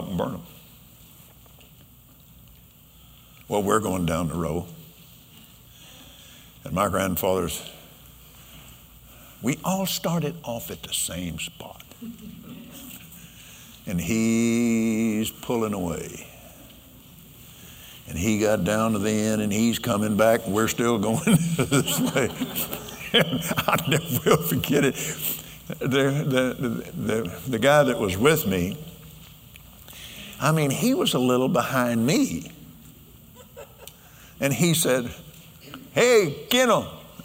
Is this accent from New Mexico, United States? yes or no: no; Lubbock, Texas, United States; also born or lived in Abilene, Texas / Fort Worth, Texas; I was born in Lubbock. We went to Abilene and then Fort Worth.